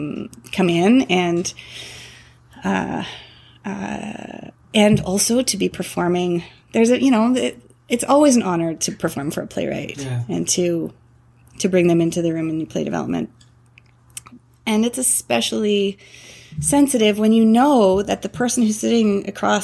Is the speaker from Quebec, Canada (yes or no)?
no; Toronto, Ontario, Canada; moved away as an adult; also born or lived in British Columbia; I grew up in Toronto